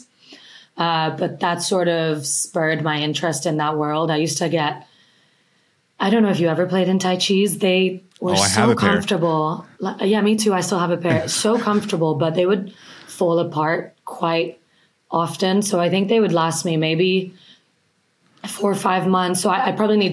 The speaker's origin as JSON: {"language": "English", "town": "Milan", "region": "Lombardy", "country": "Italy", "tie": "born or raised there", "moved": "yes", "said": "I'm from up north. I'm from Milan."}